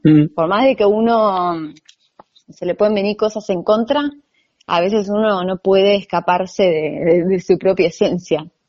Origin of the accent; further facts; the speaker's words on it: Buenos Aires, Argentina; soy argentina, nací acá, pero soy segunda generación croata